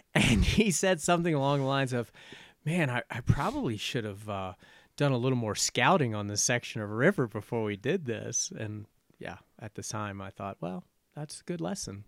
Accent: Richmond, Virginia, United States; moved away as an adult; now in Wyoming, United States; I grew up in Richmond, Virginia

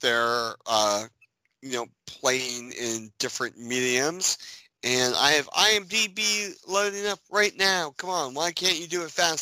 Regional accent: United States; me being an American

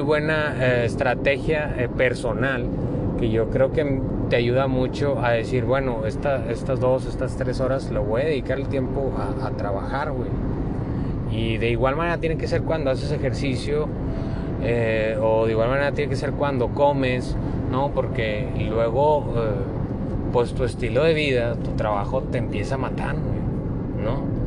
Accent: Monclova, Coahuila, Mexico; moved away; Monclova tenemos varias atracciones

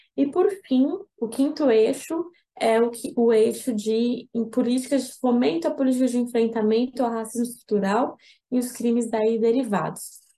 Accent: São Paulo, Brazil; Eu sou de São Paulo, sou advogada

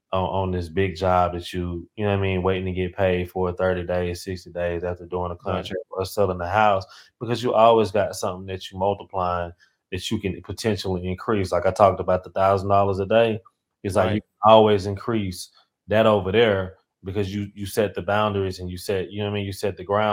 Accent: Marshall, Texas, United States; now in Houston, United States; East Texas, Northeast Texas, which is Marshall. Okay. Yeah, Marshall, like in the country.

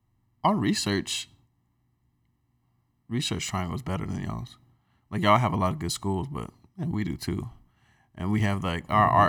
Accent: Durham, North Carolina, United States; Because we're from the Bull City.

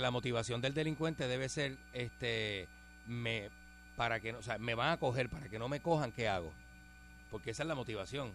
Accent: San Juan, Puerto Rico; yo soy de Río Piedra. Se puede decir que nací y criado

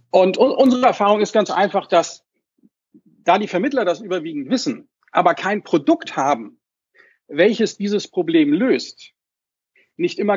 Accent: Hamburg, Germany; wie gesagt … ich komme aus Hamburg, bin Baujahr 70

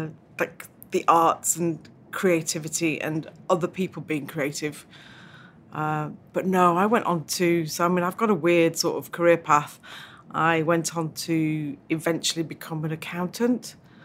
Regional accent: Northern Ireland, United Kingdom; born there; But I was born in Northern Ireland.

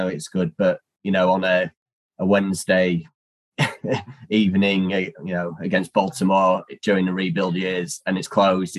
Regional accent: United Kingdom; I'm very British in that way.

